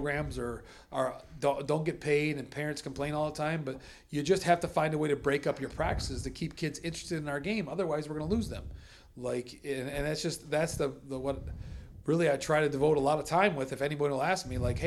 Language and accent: English; Blue Water area, Michigan, United States; growing up in the Blue Water area